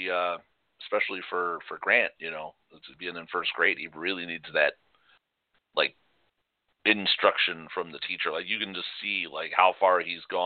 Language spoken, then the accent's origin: English; Chicago, Illinois, United States; moved away; we grew up in Chicago.